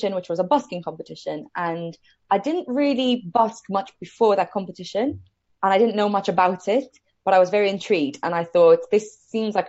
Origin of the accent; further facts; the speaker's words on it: Malta; moved away as an adult; now in United Kingdom; So I moved over to the UK from Malta, which is where I grew up.